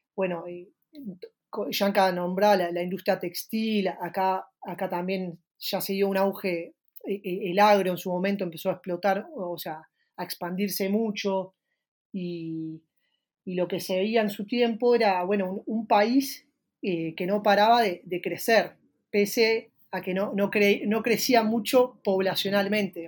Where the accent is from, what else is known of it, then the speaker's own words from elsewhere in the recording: Uruguay; also born or lived in Montevideo; Los saludo desde Montevideo, la capital de Uruguay